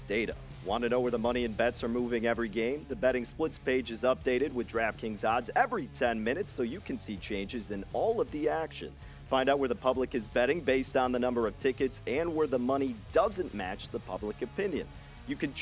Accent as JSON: {"language": "English", "area": "Chicagoland area", "region": "Illinois", "country": "United States", "moved": "yes", "lives_now": "Las Vegas, United States", "said": "I am from the Chicagoland area as well, unknowingly to us, right next to each other, Buffalo Grove, Arlington Heights, so pretty close"}